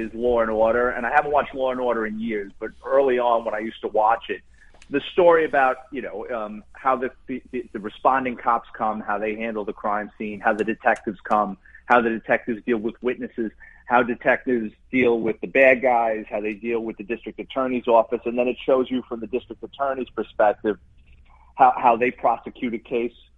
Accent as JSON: {"language": "English", "town": "New York City", "region": "New York", "country": "United States", "tie": "born or raised there", "moved": "yes", "said": "growing up in the Bronx and being a cop"}